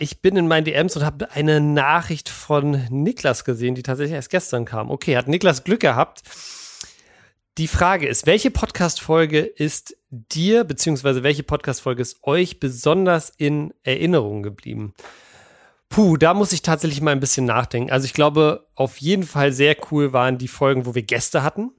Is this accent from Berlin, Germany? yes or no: yes; Berlin, Germany; als Berliner